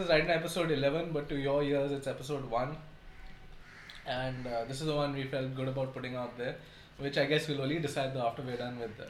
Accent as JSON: {"language": "English", "country": "India", "said": "From the Midwest. So it might sound American, but we are Indian, if you didn't get that from my accents already."}